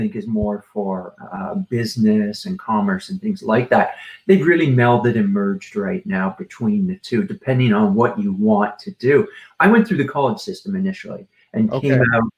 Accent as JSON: {"language": "English", "town": "Toronto", "region": "Ontario", "country": "Canada", "tie": "born or raised there", "said": "Born and raised in Toronto, Canada, and lived here all my life"}